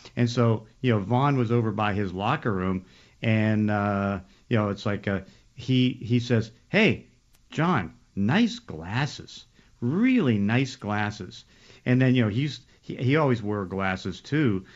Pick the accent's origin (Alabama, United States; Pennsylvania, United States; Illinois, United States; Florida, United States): Pennsylvania, United States; Braddock; I grew up in Braddock.